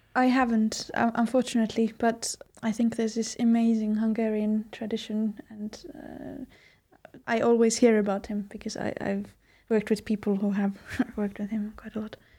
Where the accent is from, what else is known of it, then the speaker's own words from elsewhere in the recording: Finland; a person who grew up in Finland